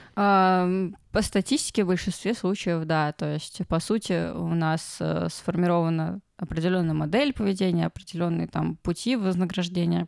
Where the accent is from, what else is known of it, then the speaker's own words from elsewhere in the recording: Ryazan, Ryazan Oblast, Russia; мы оба из Рязани